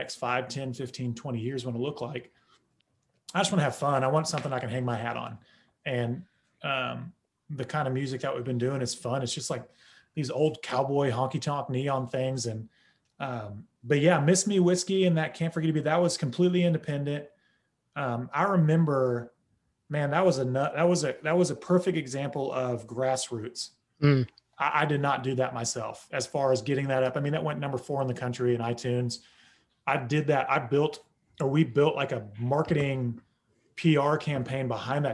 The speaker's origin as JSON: {"language": "English", "region": "Oklahoma", "country": "United States", "tie": "born or raised there", "moved": "yes", "lives_now": "Nashville, United States", "said": "growing up in Oklahoma"}